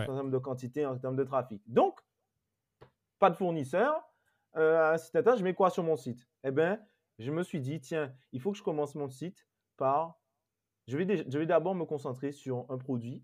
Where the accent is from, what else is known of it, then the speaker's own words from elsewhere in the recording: Guadeloupe; chez moi en Guadeloupe